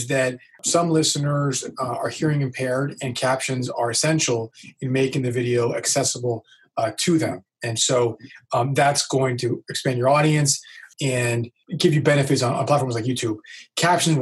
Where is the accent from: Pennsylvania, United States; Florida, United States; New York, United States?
Florida, United States; Miami; I'm from Miami